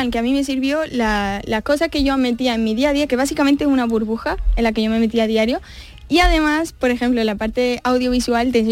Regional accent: Spain; ellos nota que no soy de ahí, pero no saben que soy española.

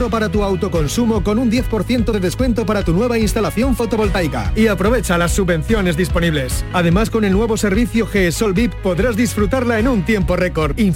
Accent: Texas, United States; now in Seville, Spain; Pues soy de Texas. Eh, es Ahora vivo aquí, pero mis padres quieren visitarme

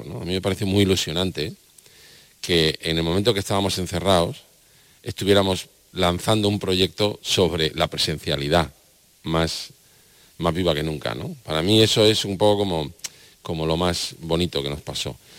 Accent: Almería, Andalusia, Spain; Para mí como almeriense, como andaluz

